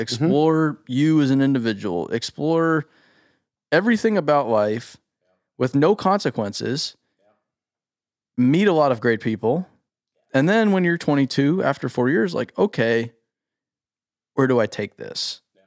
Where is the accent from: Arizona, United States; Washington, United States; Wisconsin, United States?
Arizona, United States; Scottsdale; I grew up in Scottsdale